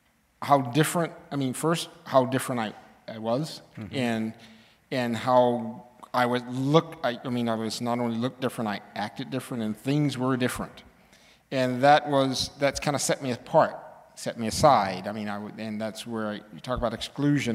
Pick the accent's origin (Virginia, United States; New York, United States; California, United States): California, United States; Southern; moved away as an adult; I grew up in Southern California